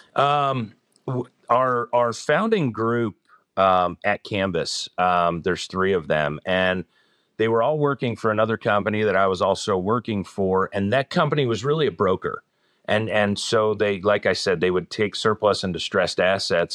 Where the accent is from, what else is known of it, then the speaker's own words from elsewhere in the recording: Northern New Jersey, United States; moved away as an adult; now in Rocky River, United States; I'm originally from the East Coast, Northern New Jersey, but I've been in this area for about twenty-three years